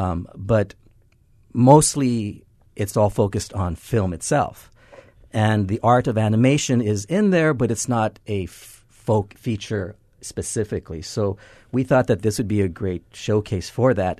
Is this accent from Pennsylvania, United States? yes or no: no; Los Angeles, California, United States; moved away as an adult; now in Hawaii, United States; I'm from Los Angeles, came here about ten, eleven years ago